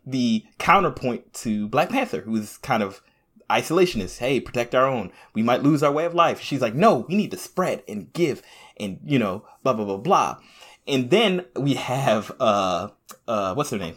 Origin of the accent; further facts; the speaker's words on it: Jamaica; I'm Jamaican, so I'm by way of Africa